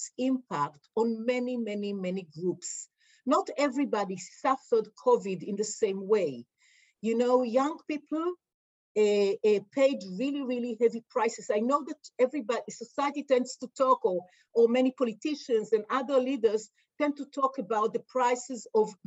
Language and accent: English; Israel; we grew up in Israel and grew up in the Israeli educational system